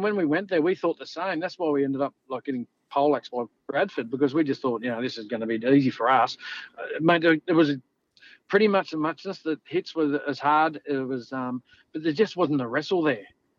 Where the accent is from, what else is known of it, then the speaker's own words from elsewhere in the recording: Australia; also born or lived in Campbelltown; We thought we're superstars walking in because we're all from Australia and we're going to win the comp.